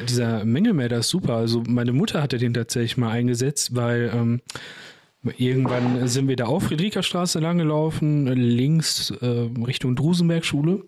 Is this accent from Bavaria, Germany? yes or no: no; Bochum, North Rhine-Westphalia, Germany; Ich bin größtenteils in Weidmar und Ehrenfeld dort aufgewachsen.